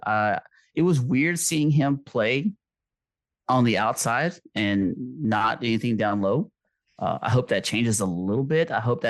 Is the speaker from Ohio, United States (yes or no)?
no; Texas, United States; born or raised there